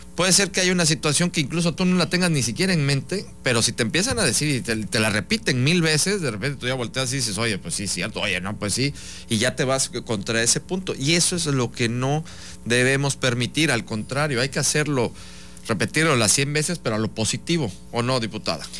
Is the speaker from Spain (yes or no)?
no; Veracruz, Mexico; Porque todos somos mexicanos y en este caso en Veracruz somos, somos veracruzanos.